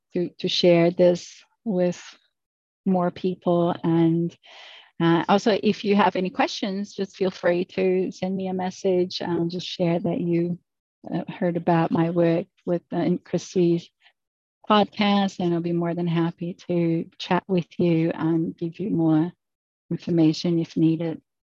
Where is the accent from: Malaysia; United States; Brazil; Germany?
Brazil; moved away; I'm from Brazil originally, so the culture is a little bit different than it is in the US